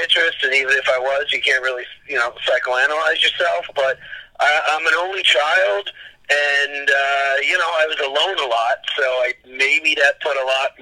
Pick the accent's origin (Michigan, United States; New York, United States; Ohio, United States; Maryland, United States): New York, United States; growing up in New York